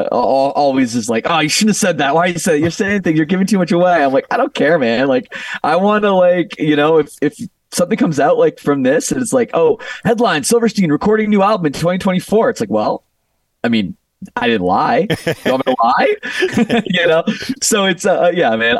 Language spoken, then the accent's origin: English; Canada; moved away as an adult; now in Las Vegas, United States; I'm from Canada